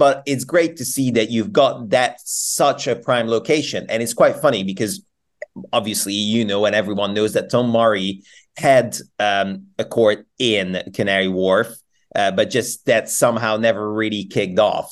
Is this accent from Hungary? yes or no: yes; Hungary; now in Bristol, United Kingdom; I'm I'm from Hungary originally, and I'm and I'm flying home for a few weeks